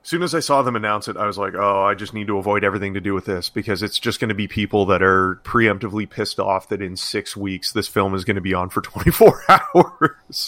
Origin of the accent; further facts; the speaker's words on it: Canada; I'm Canadian